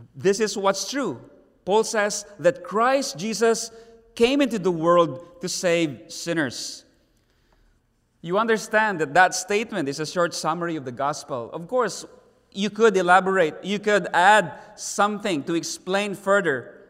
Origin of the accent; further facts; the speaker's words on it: Davao City, Davao Region, Philippines; in our own city, Davao City.